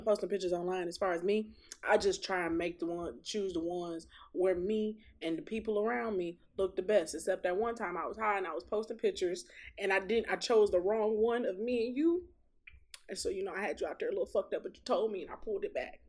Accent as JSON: {"language": "English", "town": "Detroit", "region": "Michigan", "country": "United States", "said": "I am from Detroit."}